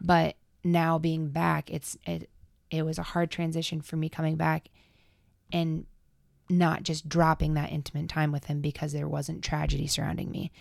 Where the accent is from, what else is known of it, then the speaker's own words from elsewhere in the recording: Adel, Iowa, United States; moved away as an adult; now in Quad Cities, United States; I am originally from Adel, Iowa